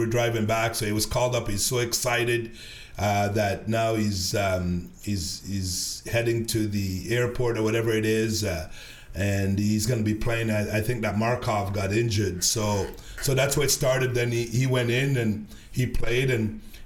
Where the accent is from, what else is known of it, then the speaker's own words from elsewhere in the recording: Sudbury, Ontario, Canada; also born or lived in Jamaica; growing up in Sudbury, Ontario